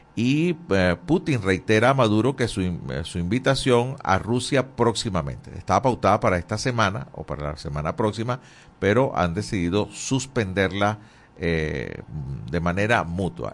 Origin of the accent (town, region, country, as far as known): Venezuela